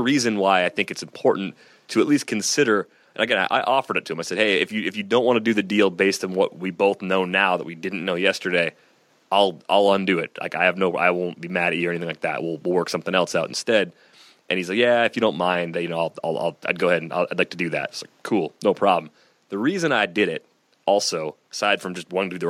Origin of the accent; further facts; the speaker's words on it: Michigan, United States; moved away; a bunch of friends that I grew up with back in Michigan